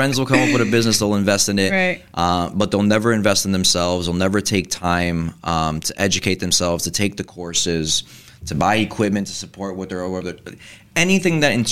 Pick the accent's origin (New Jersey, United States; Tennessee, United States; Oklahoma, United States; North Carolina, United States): New Jersey, United States; Kearny; my dad owned the barbecue right in town where I was in high school